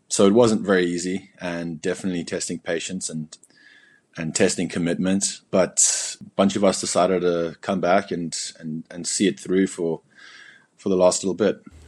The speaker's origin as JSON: {"language": "English", "town": "Cape Town", "region": "Western Cape", "country": "South Africa", "tie": "born or raised there", "also_born_or_lived": "Berlin, Germany", "moved": "as an adult", "said": "my whole life, uh, was growing up in South Africa."}